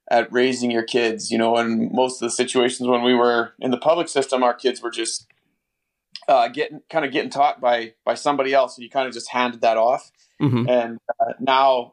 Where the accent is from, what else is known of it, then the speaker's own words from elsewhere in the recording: Northern Ontario, Canada; Northern Ontario, we're way up in the middle of nowhere. My dad was a logger, and we lived just in a tiny little house